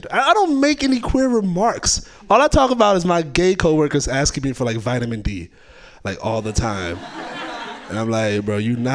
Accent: California, United States; even though I'm from the Bay, just like I've been gone for a while

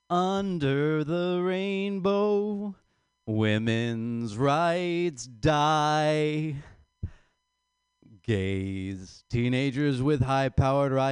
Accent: Ireland

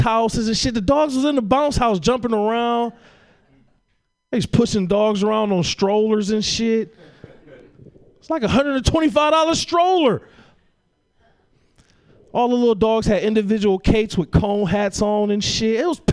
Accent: Detroit, Michigan, United States; moved away; I'm from Detroit

